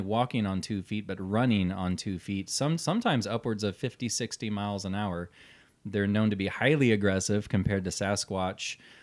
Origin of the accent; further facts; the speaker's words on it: Omaha, Nebraska, United States; We're from Omaha, Nebraska